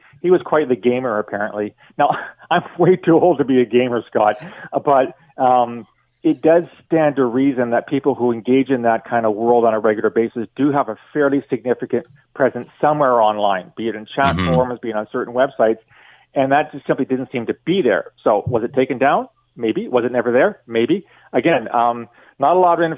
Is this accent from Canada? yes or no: yes; London, Ontario, Canada; I'm from London